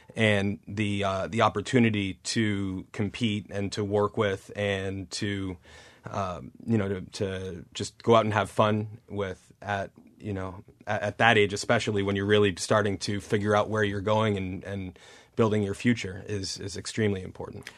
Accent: Newton, Massachusetts, United States; where I grew up in Newton

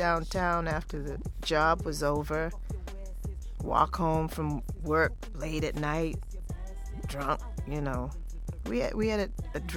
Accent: San Francisco, California, United States; now in Boston, United States; I'm from San Francisco. I'm not original Bostonian

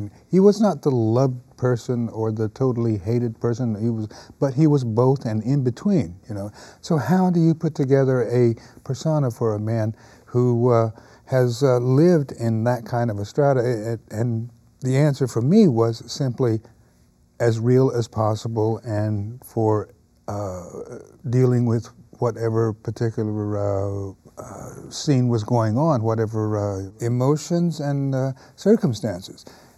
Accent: United States; that's one of the advantages that we as Native Americans, if you will, American Indians, have a history

